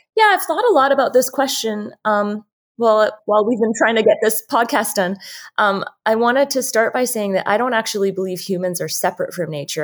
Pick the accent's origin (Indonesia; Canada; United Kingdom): Canada; Saskatchewan; now in Idaho, United States; I'm from Saskatchewan